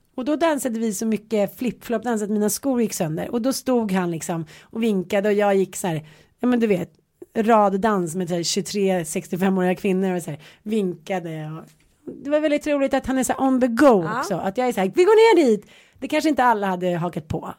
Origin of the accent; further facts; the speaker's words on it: Stockholm, Stockholm County, Sweden; also born or lived in Jönköping; jag flyttade från Stockholm till Jönköping, var nio år. De tyckte att man var superball för att man kom från Stockholm. Sen flyttade man hem från Jönköping till Stockholm